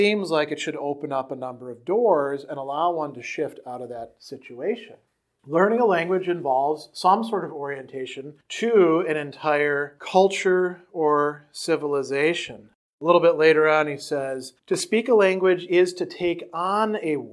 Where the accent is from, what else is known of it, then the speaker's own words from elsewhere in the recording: Wisconsin, United States; accent: Wisconsin; my Wisconsin accent, which can sometimes be a little bit thick at times